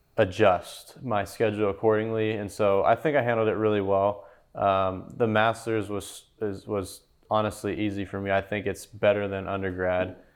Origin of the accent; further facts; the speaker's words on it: California, United States; now in Memphis, United States; I'm from California